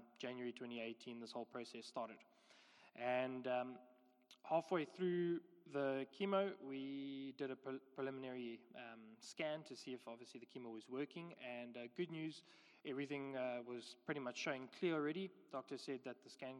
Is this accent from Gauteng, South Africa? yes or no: no; George, Western Cape, South Africa; moved away as an adult; also born or lived in West Africa; now in Somerset West, South Africa; we are both from George. We went to school there, grew up there